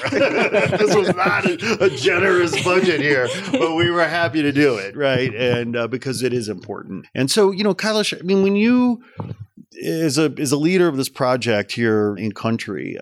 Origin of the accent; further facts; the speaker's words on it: United States; as a American taxpayer